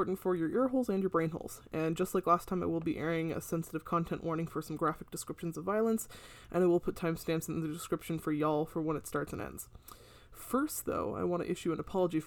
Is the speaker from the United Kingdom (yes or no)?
no; Canada; as a Canadian.